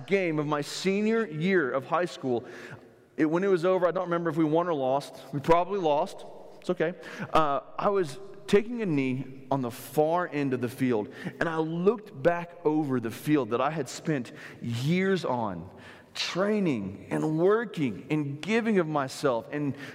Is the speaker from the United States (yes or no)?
yes; South Florida, United States; moved away; I'm from South Florida, and a guy that was in my church growing up